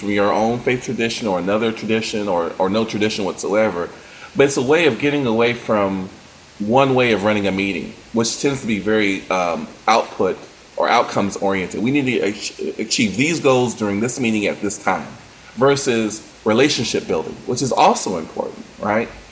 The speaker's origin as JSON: {"language": "English", "country": "United States", "said": "we as an American uh, community culture"}